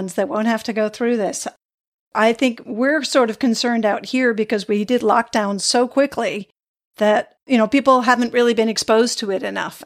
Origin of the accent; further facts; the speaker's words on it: New England, United States; growing up in New England